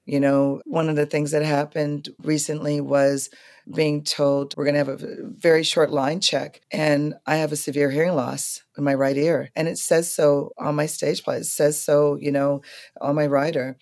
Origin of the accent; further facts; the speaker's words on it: New York, United States; as a New Yorker